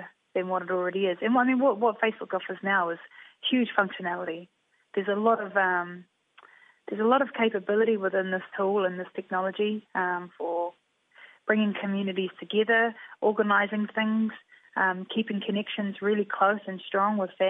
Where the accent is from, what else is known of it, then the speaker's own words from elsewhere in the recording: Taranaki, New Zealand; growing up in Taranaki, I learned all of this stuff through being in Taranaki and going back to our marae